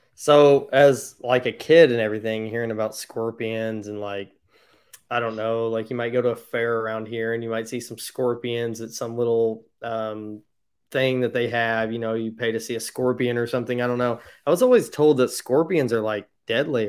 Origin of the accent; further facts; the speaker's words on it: Indiana, United States; I'm from Indiana, so I've never been out that way